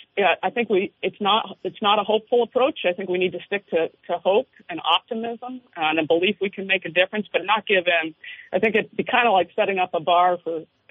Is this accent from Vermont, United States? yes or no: yes; Vermont, United States; I'm born and raised in Vermont